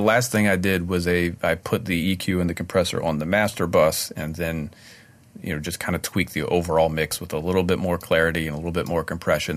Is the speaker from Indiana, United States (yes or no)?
no; Maryland, United States; I joined the union in my hometown in Maryland